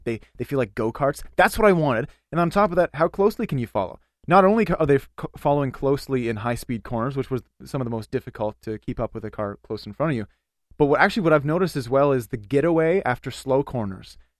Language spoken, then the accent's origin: English; Canada; we're Canadian.